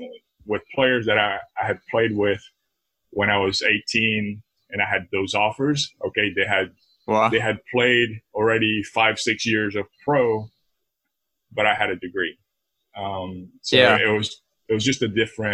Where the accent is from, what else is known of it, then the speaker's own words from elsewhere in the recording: San Cristóbal, Táchira, Venezuela; moved away as an adult; also born or lived in England; I'm from, my hometown is San Cristobal